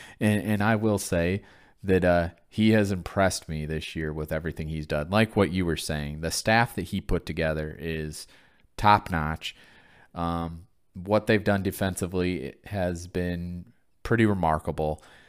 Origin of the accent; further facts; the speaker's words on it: Flint, Michigan, United States; growing up in Flint